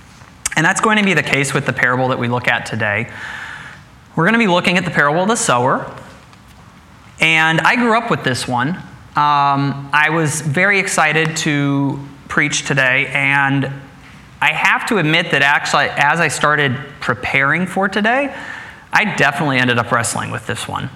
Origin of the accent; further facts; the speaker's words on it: Midwest, United States; Putting down roots is one of those things that I grew up with in the Midwest